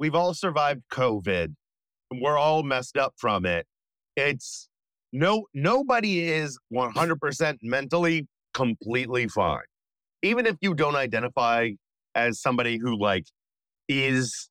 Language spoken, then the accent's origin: English; Binghamton, New York, United States; also born or lived in Northern Virginia; now in New York City, United States; originally from Northern Virginia, but I do call Binghamton my hometown in upstate New York